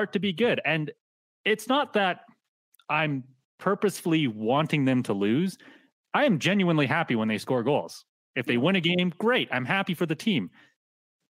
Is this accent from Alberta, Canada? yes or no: yes; Calgary, Alberta, Canada; I grew up in Calgary